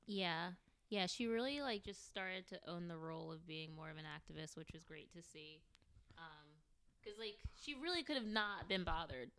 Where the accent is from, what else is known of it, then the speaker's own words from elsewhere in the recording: United States; I love being a African American. I love being American